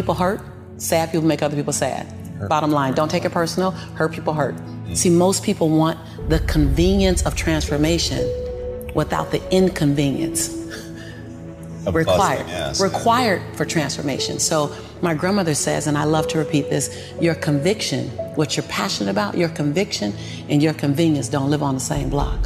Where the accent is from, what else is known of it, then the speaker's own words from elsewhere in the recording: Los Angeles, California, United States; born and raised in South Central